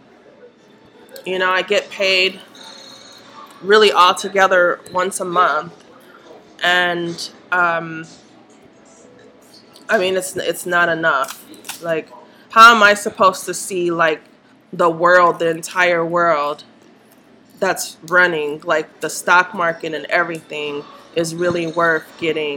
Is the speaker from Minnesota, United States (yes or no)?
yes; Minnesota, United States; I grew up in Minnesota